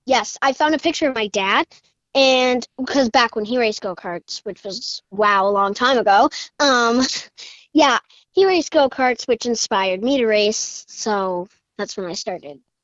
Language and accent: English; Richmond, Massachusetts, United States; I'm nine years old. I'm from Richmond, Massachusetts